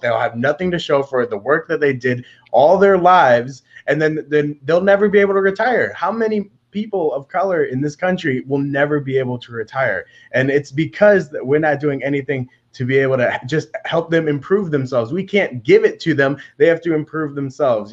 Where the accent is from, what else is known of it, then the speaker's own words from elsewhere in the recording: Detroit, Michigan, United States; born and raised on Eight Mile. Uh, lived in Detroit